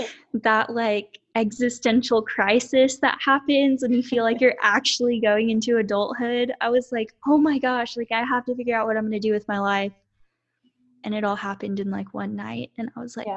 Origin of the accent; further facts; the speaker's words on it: Lorena, Texas, United States; also born or lived in Austin, Texas; I grew up in Lorena, Texas, which is very small